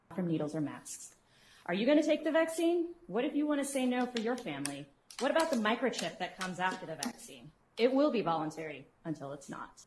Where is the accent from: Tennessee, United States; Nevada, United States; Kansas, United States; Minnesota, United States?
Kansas, United States; Olathe; I'm from Olathe, Kansas.